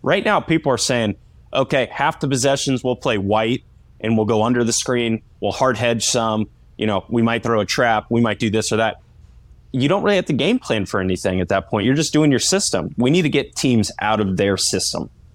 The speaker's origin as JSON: {"language": "English", "region": "Indiana", "country": "United States", "tie": "born or raised there", "said": "Indiana is my hometown"}